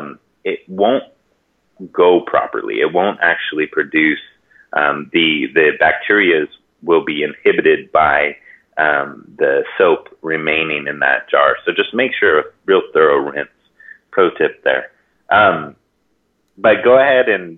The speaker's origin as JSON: {"language": "English", "region": "Hawaii", "country": "United States", "tie": "born or raised there"}